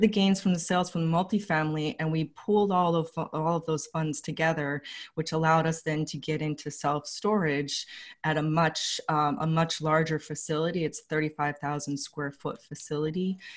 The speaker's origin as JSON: {"language": "English", "town": "Los Angeles", "region": "California", "country": "United States", "moved": "as an adult", "lives_now": "Philadelphia, United States", "said": "I'm from Los Angeles originally"}